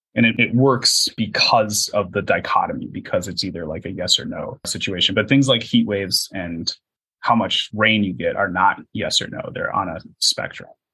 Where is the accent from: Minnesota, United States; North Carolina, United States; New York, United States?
Minnesota, United States; moved away as an adult; also born or lived in Wisconsin / San Jose, California; I wanted to get out of uh, the Midwest because I'm from Minnesota, so I'd only uh, been there.